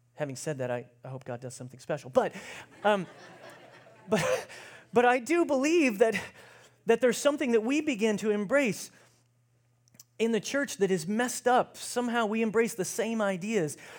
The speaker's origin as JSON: {"language": "English", "country": "United States", "said": "as American Christians"}